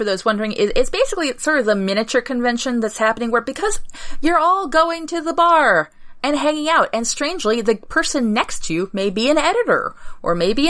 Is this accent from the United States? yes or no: yes; New England, United States; Because we're from New England.